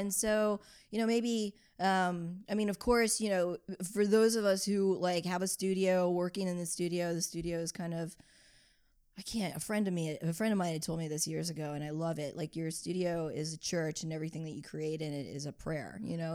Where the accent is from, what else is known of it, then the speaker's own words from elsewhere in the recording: New Orleans, Louisiana, United States; moved away as an adult; also born or lived in Baltimore / Brooklyn; growing up in New Orleans and then going to school in Baltimore